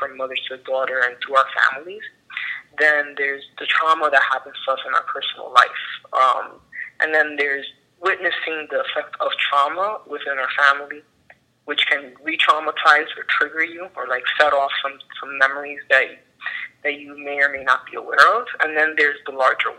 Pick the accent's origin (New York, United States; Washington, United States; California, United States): New York, United States; New York City; now in New Jersey, United States; I'm Afro-Dominicana. I was born and raised in the Bronx